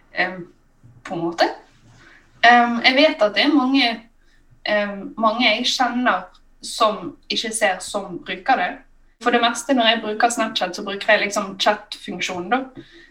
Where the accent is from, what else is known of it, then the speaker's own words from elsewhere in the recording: Bergen, Vestland, Norway; accent: Bergensk; jeg snakker jo bergensk